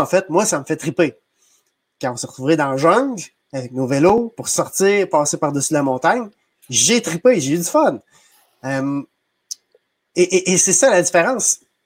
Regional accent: Saint-Maurice, Quebec, Canada; also born or lived in Sainte-Geneviève-de-Batiscan; je suis natif de Saint-Maurice, euh, donc une petite municipalité près de Trois-Rivières

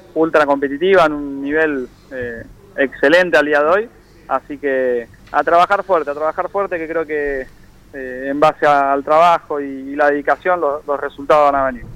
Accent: Buenos Aires, Argentina; De Flores

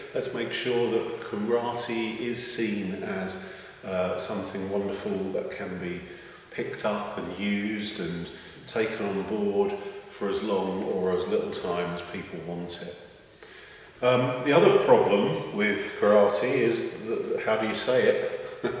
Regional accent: London, United Kingdom; I was born in London, England, and so my pronunciation is bound to be a little bit tainted

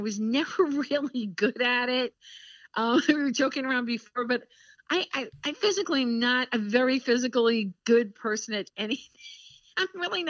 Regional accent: Long Island, New York, United States; I grew up on Long Island

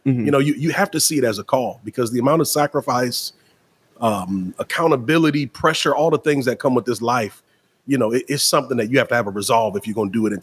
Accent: Racine, Wisconsin, United States; also born or lived in Memphis, Tennessee / Mississippi / Alabama / Kenosha, Wisconsin; I grew up in Racine.

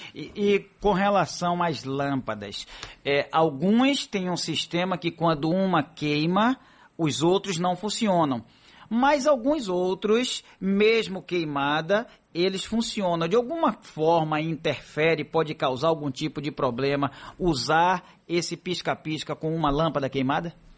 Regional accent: Paripe, Bahia, Brazil; quando eu era pequeno lá em Paripe

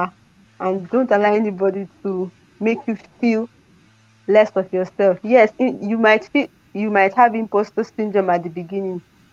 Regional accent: Niger State, Nigeria; also born or lived in Benue State / Kwara State; I was born in Niger State. I grew up. I did my secondary school, my primary school in Niger State

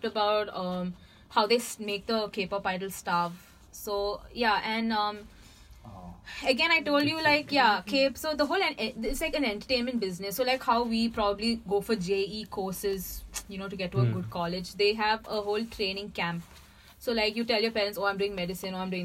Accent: the South, South India, India; I come from the South

